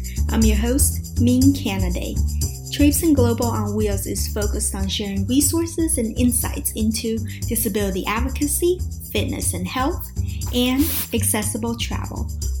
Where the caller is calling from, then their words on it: Washington, District of Columbia, United States; I'm joining you from Washington, D.C.